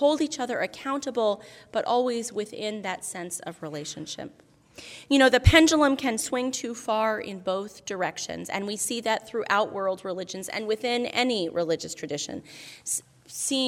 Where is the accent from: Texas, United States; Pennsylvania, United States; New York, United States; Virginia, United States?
New York, United States; Albany; Albany, New York, which actually happens to be my hometown